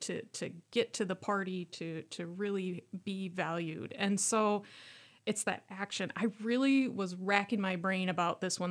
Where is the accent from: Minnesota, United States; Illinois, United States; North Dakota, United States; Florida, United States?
Minnesota, United States; Worthington; born or raised there; moved away